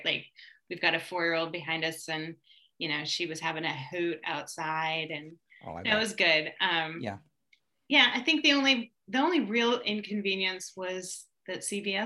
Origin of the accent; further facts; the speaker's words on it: Washington, United States; also born or lived in Hawaii / Minnesota; now in Austin, United States; I'm originally from Washington State